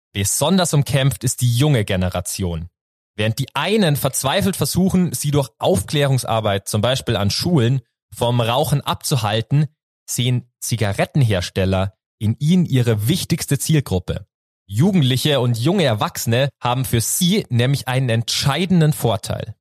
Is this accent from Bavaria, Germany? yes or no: yes; near Rosenheim, Bavaria, Germany; ich komme aus der Nähe von Rosenheim